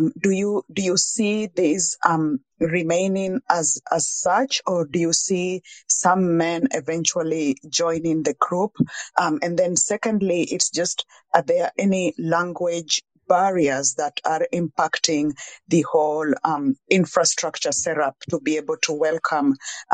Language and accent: English; Kenya; I come from the background where I grew up in Kenya